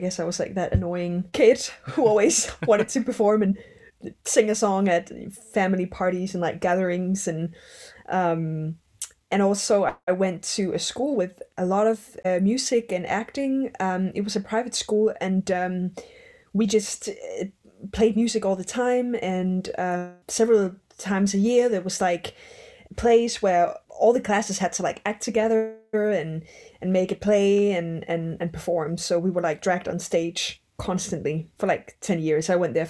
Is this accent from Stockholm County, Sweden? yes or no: yes; Stockholm, Stockholm County, Sweden; So I grew up in Maya but also in Stockholm, and I had my older siblings there, a brother and 2 sisters in Stockholm.